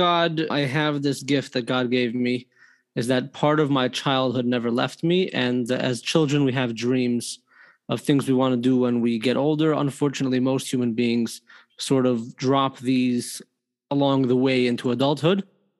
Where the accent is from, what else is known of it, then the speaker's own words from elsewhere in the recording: Toronto, Ontario, Canada; Toronto, Canada.